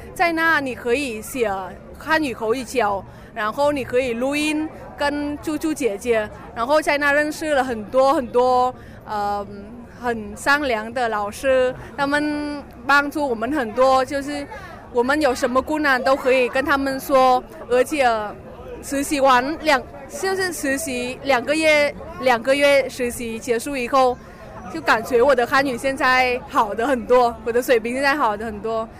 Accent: Hanoi, Vietnam; Chinese is a second language; moved away as an adult; now in Beijing, China; 我是来自河内的，所以我们河内人也有自己的衣服

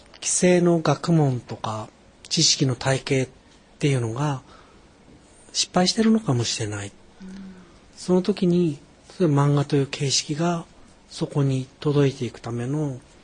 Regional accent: Musashino, suburbs of Tokyo, Japan; 東京の郊外武蔵野に育ったんですけども

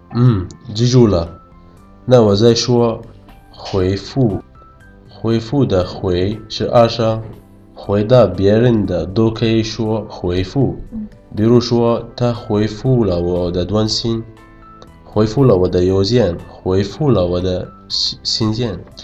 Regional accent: Yemen; Chinese is a second language; now in China; 我是来自野蛮的

